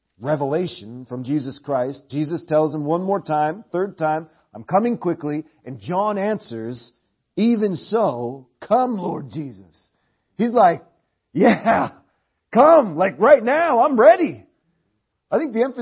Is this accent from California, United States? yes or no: no; Portland, Oregon, United States; Portland, Oregon, where we're from